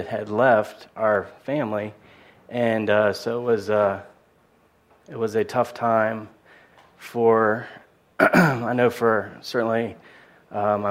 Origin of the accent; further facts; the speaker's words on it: Annapolis, Maryland, United States; also born or lived in Washington, D.C.; I grew up a great place. little community and just outside of Annapolis, right on the water on the Chesapeake Bay